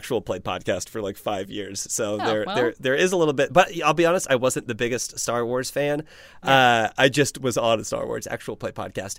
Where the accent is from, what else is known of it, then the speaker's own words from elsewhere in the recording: Midwest, United States; I am from the Midwest.